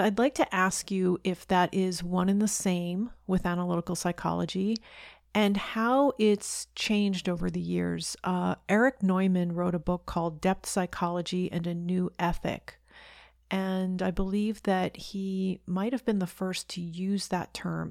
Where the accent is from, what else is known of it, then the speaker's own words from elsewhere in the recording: United States; being an American who lives in the United States